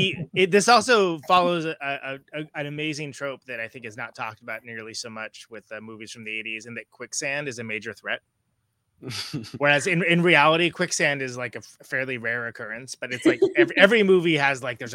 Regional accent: New York City, New York, United States; Hey, I'm from New York.

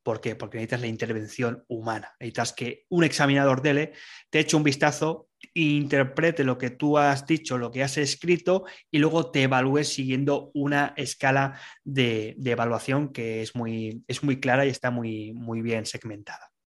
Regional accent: Barcelona, Catalonia, Spain; now in Salamanca, Spain; soy de Barcelona, de España, aunque ahora vivo un poco más lejos, vivo en Salamanca

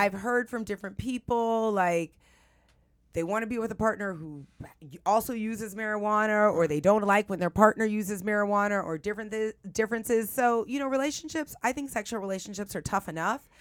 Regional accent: San Francisco, California, United States; I'm from San Francisco.

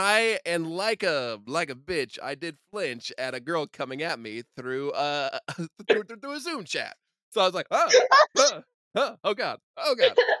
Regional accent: Evansville, Indiana, United States; I am from Evansville

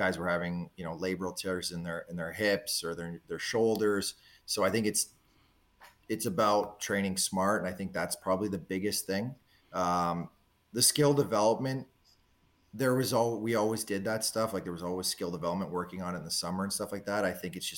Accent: Southern Ontario, Canada; born or raised there; moved away

